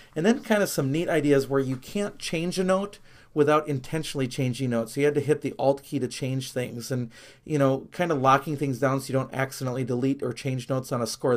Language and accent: English; near Milwaukee, Wisconsin, United States; growing up near Milwaukee, I grew up as a Brewer and Packer fan